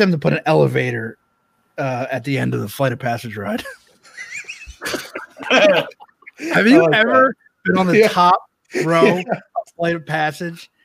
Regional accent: right outside of Philly, New Jersey, United States

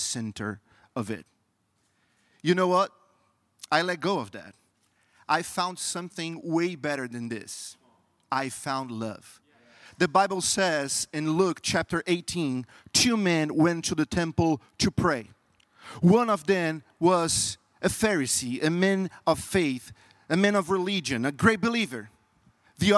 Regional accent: Brazil; English is a second language; moved away; I'm not from U.S. I'm from Brazil, and Brazil is a very Catholic country. So during my entire life, I was trained

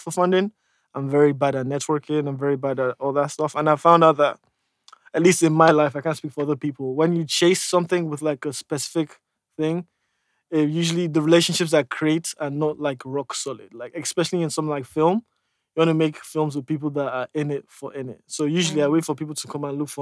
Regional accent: Nigeria; I'll always be a Nollywood filmmaker because I am Nigerian and I will be making movies in Nigeria

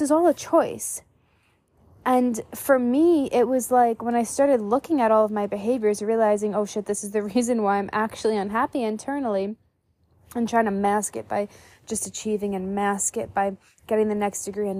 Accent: New York, United States; moved away as an adult; growing up in New York

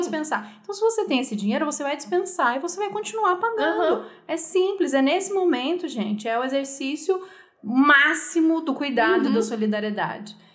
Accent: Brazil; A gente é brasileiro

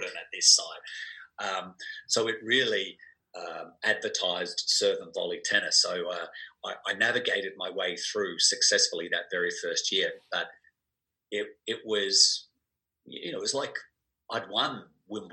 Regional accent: Adelaide, South Australia, Australia; growing up in Adelaide

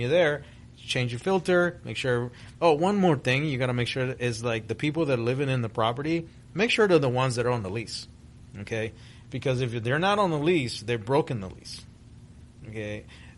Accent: Miami, Florida, United States; English is a second language; also born or lived in Guatemala; I was born in Central America, in Guatemala, was raised in Miami, Florida. When I arrived in the States in 1975, I had no English

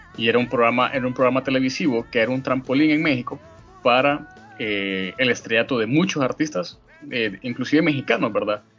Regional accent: Honduras

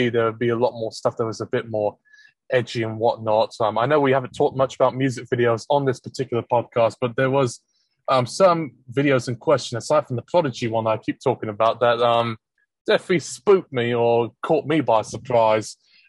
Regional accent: England, United Kingdom; But in my time growing up in England, I was never carded or was told you can't buy this album because it's parental advisory.

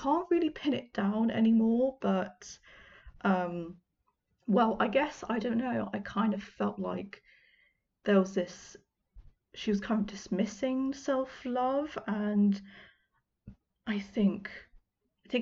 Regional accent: United Kingdom; I know it's really cringy as a Brit for me to say y'all

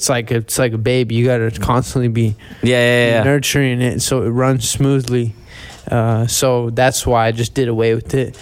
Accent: Corpus Christi, Texas, United States; I'm born and raised Corpus Christi

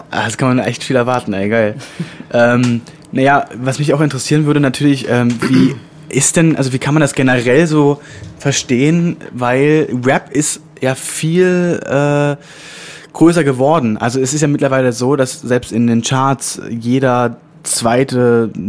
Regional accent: Leipzig, Saxony, Germany; Also Moloch kenne ich natürlich als, als Leipziger aus Leipzig

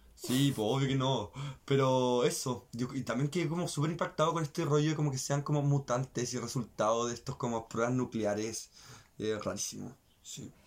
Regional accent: Chile; nosotros como las chilenas

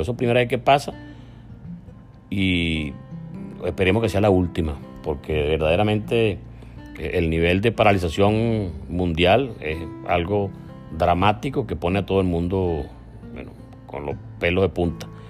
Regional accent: Venezuela; moved away as an adult; País al cual tenemos derecho a regresar, por cierto, porque somos venezolanos

